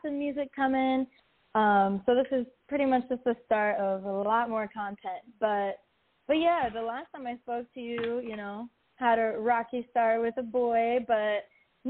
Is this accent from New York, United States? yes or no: no; Las Vegas, Nevada, United States; also born or lived in Los Angeles, California; I was born and raised in Vegas and then moved to L.A. for college.